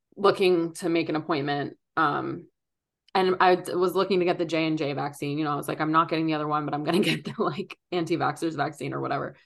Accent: Philadelphia, Pennsylvania, United States; moved away; I grew up in Philly

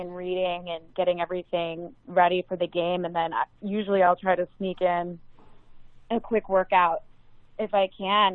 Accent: Chicago, Illinois, United States; now in New York, United States; when I was growing up in Chicago

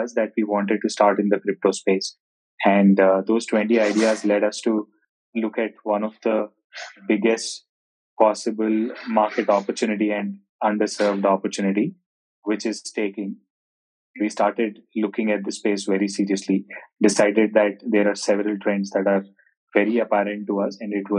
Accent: India; also born or lived in Bangalore; I hail from India, currently living in Bangalore.

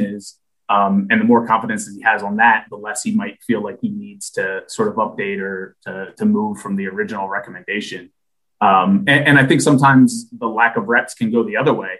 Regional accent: New Jersey, United States; moved away as an adult; I grew up in New Jersey

